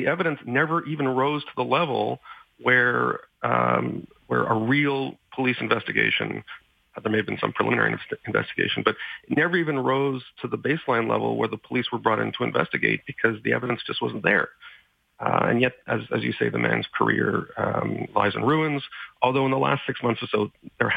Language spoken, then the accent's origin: English; Montreal, Quebec, Canada; Concordia University in Montreal, my hometown